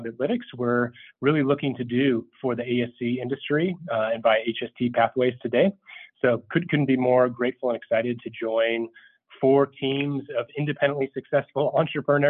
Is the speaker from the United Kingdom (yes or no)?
no; Minnesota, United States; moved away; also born or lived in Langley, Virginia; I'm originally from Minnesota